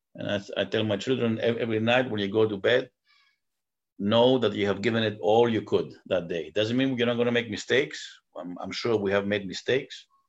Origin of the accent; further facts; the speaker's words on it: United States; also born or lived in Greece; both as an American and as, as a Greek.